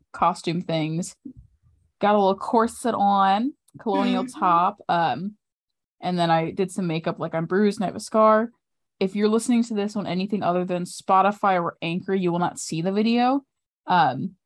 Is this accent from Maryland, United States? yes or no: yes; Maryland, United States; I'm from Maryland